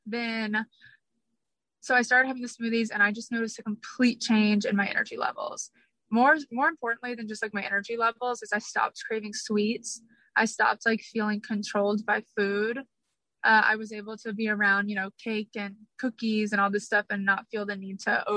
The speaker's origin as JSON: {"language": "English", "town": "Atlanta", "region": "Georgia", "country": "United States", "tie": "born or raised there", "said": "I grew up in Atlanta, Georgia"}